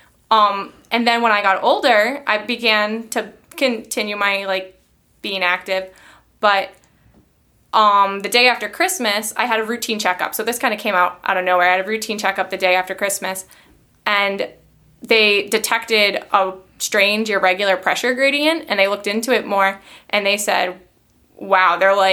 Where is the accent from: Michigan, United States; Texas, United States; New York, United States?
New York, United States; Long Island; moved away as an adult; now in Rochester, United States; I'm from Long Island originally